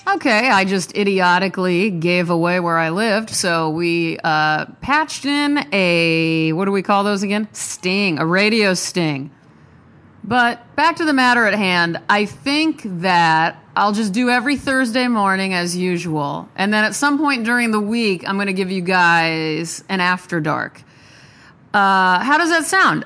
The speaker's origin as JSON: {"language": "English", "region": "Nebraska", "country": "United States", "said": "I'm from Nebraska"}